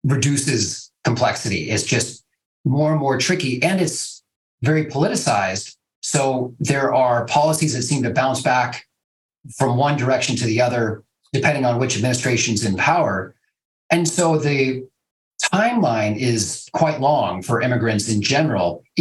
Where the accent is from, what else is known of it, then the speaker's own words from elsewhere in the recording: Cupertino, California, United States; moved away as an adult; also born or lived in Hungary; now in Portland, United States; I'm an immigration lawyer who grew up in a really diverse environment in Cupertino, California